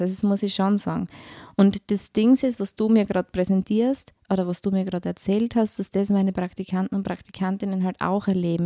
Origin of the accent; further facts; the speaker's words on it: Styria, Austria; moved away as an adult; now in Vorarlberg, Austria; man hört es vielleicht, ich bin Steirerin